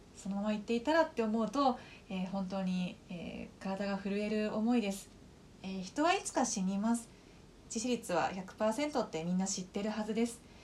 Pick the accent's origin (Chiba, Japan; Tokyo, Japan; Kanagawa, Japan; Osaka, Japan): Kanagawa, Japan; 私自身は神奈川県で生まれ育った